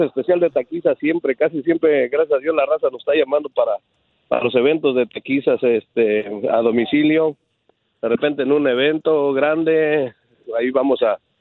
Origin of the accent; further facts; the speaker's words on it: Guadalajara, Jalisco, Mexico; now in United States; soy de Guadalajara, Jalisco, de ahí de Polanco